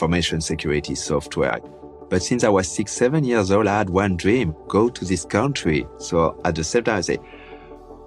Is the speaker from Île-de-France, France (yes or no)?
no; Tours, Centre-Val de Loire, France; now in United States; I was born in France